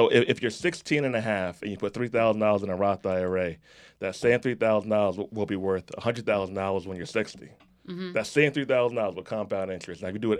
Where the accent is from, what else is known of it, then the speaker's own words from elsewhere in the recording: Jamaica; And I'm Jamaican, so that's why I won't be getting a check.